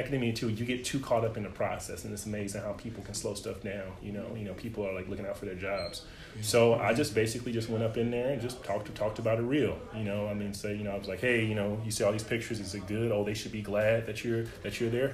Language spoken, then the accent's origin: English; East St. Louis, Illinois, United States; I grew up in East St. Louis, Illinois, a single parent, but I have my grandparents